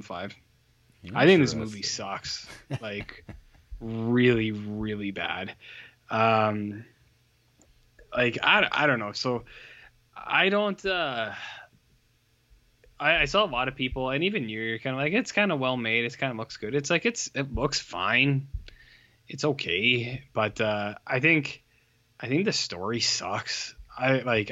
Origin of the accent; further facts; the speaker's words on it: Canada; We are from Canada